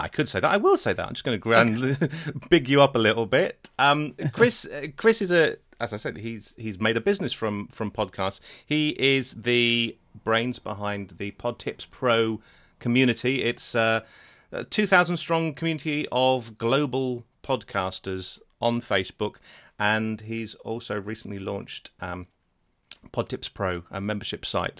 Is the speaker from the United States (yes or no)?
no; Netherlands; moved away; I was brought up in Holland